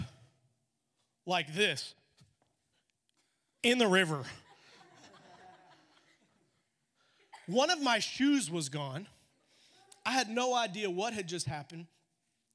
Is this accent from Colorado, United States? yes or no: yes; Colorado, United States; moved away as an adult; I'm originally from Colorado